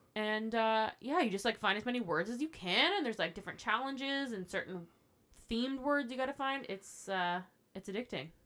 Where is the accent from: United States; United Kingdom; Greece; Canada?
Canada; Ottawa, Ontario; I was born and raised here